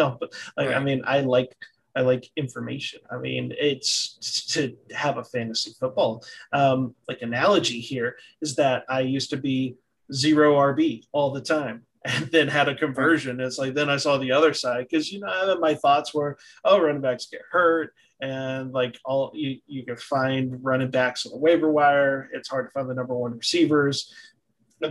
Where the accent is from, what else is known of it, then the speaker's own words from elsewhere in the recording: the South, United States; I'm from the South. The South is typically more conservative